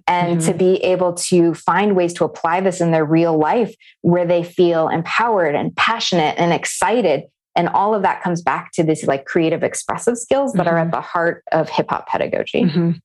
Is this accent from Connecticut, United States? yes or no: no; Navajo and Hopi reservation, Arizona, United States; I grew up on the Navajo and Hopi reservation